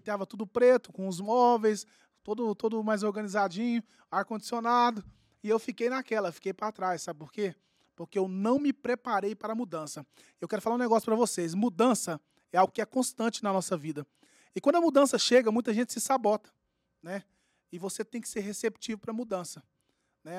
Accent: Uberlândia, Minas Gerais, Brazil; lá do meu bairro, bairro São Jorge

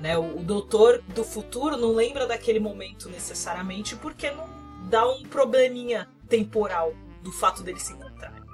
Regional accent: Brazil; a gente é brasileiro

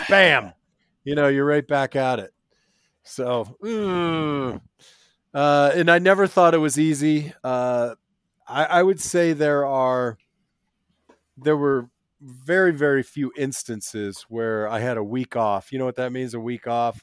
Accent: Minnesota, United States; moved away; also born or lived in Arizona; I was born in Minnesota

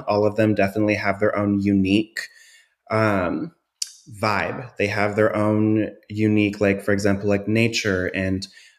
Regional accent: South Dakota, United States; also born or lived in California / Washington / Oregon; Yeah. So I am not a DFW native. I'm not from Texas. I am originally from the Midwest, from South Dakota. I've had quite the nomadic upbringing. I spent most of my years in the Bay Area in California, but I've also hopped around to Washington and Oregon.

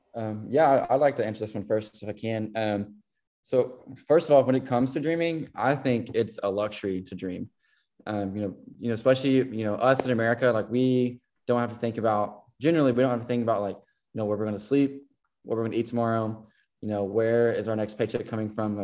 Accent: Elkton, Kentucky, United States; also born or lived in Tennessee; I am from a small town called Elkton, Kentucky. It's uh, Western Kentucky, right on the border of Tennessee. So growing up, um, I was born in Tennessee, but you know lived on the lived on the Kentucky side

